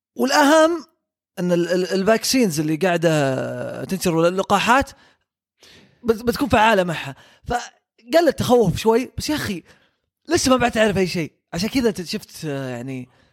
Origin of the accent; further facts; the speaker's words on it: Saudi Arabia; عندنا في السعوديه